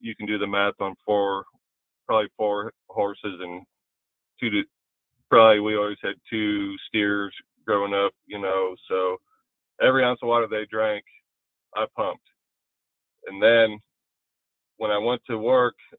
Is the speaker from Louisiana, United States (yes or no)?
no; Long Island, New York, United States; growing up on Long Island